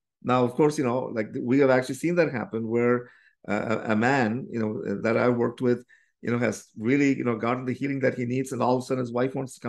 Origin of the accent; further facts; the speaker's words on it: Canada; So we are … from Canada.